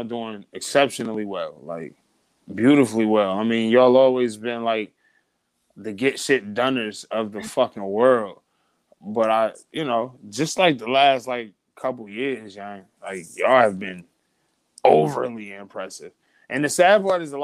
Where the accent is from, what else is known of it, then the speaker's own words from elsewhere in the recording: Midwest, United States; I'm from the Midwest